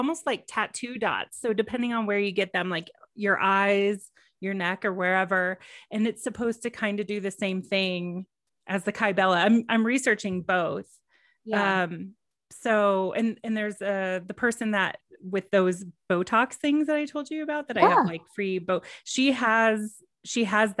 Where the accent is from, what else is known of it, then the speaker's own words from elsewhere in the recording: Texas, United States; moved away; growing up in Texas